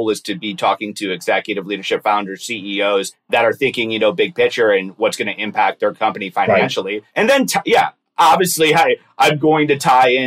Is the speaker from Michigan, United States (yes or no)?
yes; Michigan, United States; moved away as an adult; also born or lived in Detroit / Wisconsin / Los Angeles / Seattle; now in Kirkland, United States; grew up, born and raised Michigan